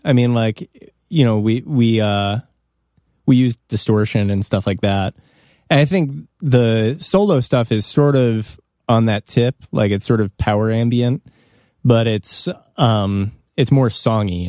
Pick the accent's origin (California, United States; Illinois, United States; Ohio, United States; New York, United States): Illinois, United States; Evanston; I grew up in Evanston, which is, like, on the border of Chicago